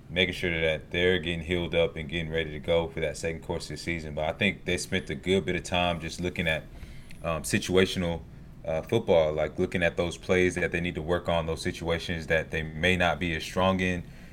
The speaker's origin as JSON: {"language": "English", "town": "Snellville", "region": "Georgia", "country": "United States", "tie": "born or raised there", "said": "I grew up in Snellville, 45 minutes away"}